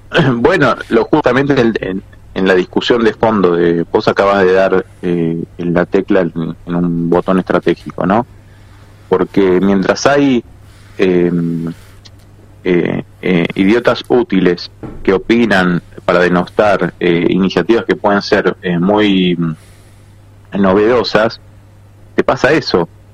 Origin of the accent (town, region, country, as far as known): Argentina